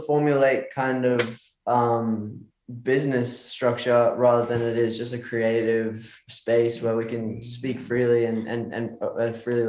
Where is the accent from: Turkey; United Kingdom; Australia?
Australia; I'm from Australia, I meant to say.